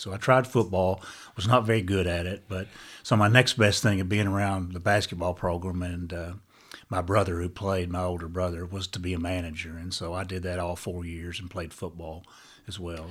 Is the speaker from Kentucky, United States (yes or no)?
yes; Breathitt County, Kentucky, United States; I was from Breathitt